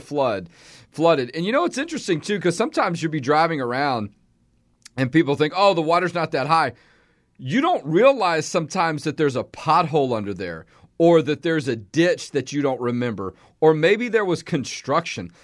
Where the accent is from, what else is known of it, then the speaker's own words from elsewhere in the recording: Houston, Texas, United States; moved away as an adult; now in Central Texas, United States; growing up in Houston myself